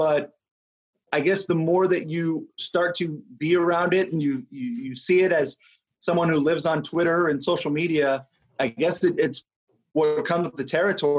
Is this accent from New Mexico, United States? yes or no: yes; New Mexico, United States; I'm from New Mexico, grew up born and raised there